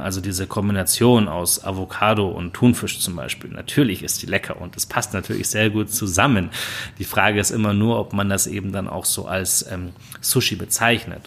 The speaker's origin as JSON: {"language": "German", "country": "Germany", "said": "als äh, Deutsche"}